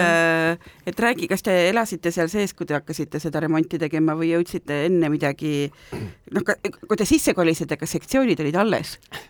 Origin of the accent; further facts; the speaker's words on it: Tartu, Tartu County, Estonia; mina olen Tartust pärit